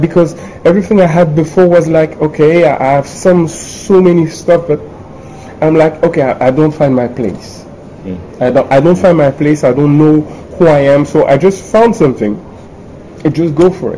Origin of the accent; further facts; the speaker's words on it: Paris, Île-de-France, France; I was born in Paris, studied in Paris, worked in Paris